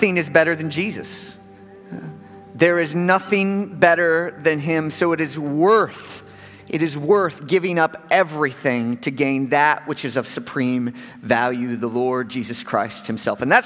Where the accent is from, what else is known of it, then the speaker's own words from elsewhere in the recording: Chicago, Illinois, United States; being a born and bred in Chicago